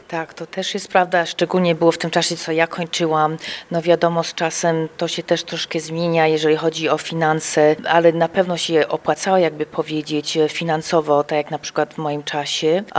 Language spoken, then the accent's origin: Polish; Chicago, Illinois, United States; also born or lived in Kraków, Poland; ja się urodziłam w Chicago, kończyłam na University of Illinois w Champaign